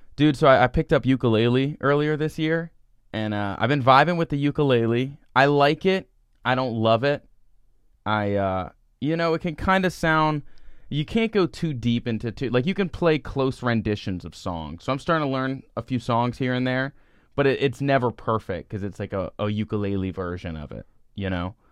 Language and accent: English; Celebration, Florida, United States; where I'm from, it's called Celebration, Florida.